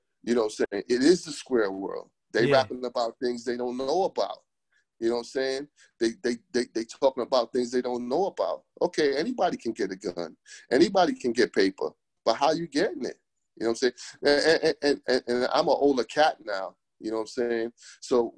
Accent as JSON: {"language": "English", "town": "New York City", "region": "New York", "country": "United States", "tie": "born or raised there", "also_born_or_lived": "Jamaica / Florida / Los Angeles / San Diego", "moved": "yes", "said": "I was born in Brooklyn."}